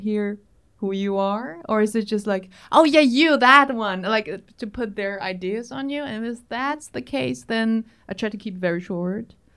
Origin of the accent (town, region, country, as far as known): Berlin, Germany